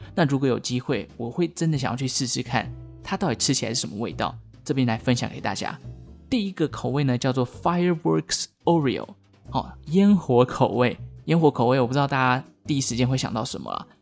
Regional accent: Taiwan; 身为台湾人

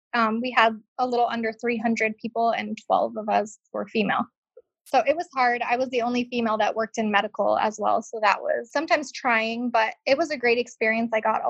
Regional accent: Scotland, United Kingdom; also born or lived in Spain; now in United States; I grew up between part of my life in Scotland and then part of my life in Spain.

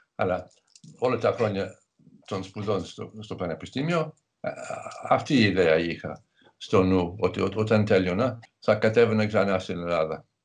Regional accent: England, United Kingdom; Greek is a second language; moved away; Μεγάλωσα στην επαρχία στην Αγγλία

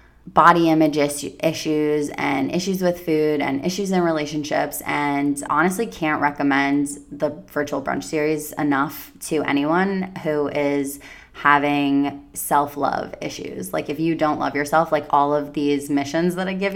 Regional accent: Long Island, New York, United States; moved away; my hometown in Long Island, New York

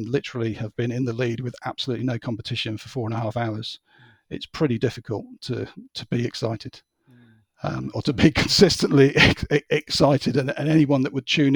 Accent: United Kingdom; as a Brit

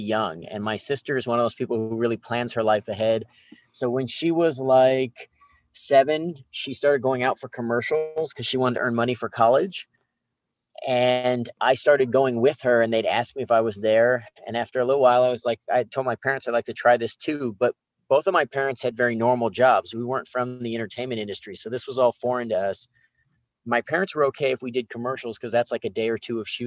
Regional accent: Long Beach, California, United States; I was born in Long Beach, California, so I'm a local California kid

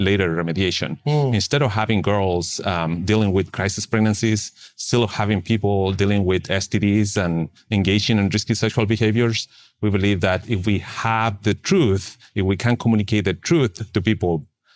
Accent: Santiago, Santiago Metropolitan Region, Chile; English is a second language; moved away as an adult; also born or lived in Texas, United States; now in United States; So I'm originally from Chile, Santiago, and mm-hmm. I came here to the United States 18 years ago. I didn't speak nor understand any English.

